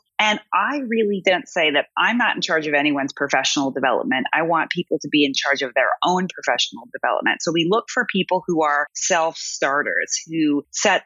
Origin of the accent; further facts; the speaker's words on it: Seattle, Washington, United States; now in Berlin, Germany; I'm from Seattle